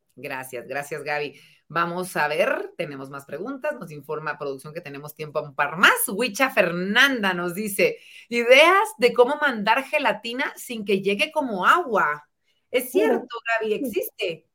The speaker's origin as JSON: {"language": "Spanish", "country": "Guatemala", "said": "como guatemaltecos"}